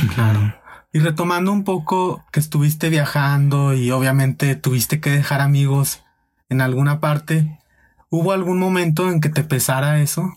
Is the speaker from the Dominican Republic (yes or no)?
no; Guadalajara, Jalisco, Mexico; yo soy de Guadalajara